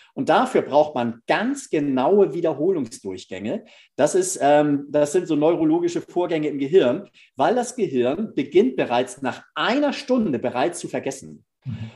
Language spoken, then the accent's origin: German; Northern Germany, Germany; als Norddeutscher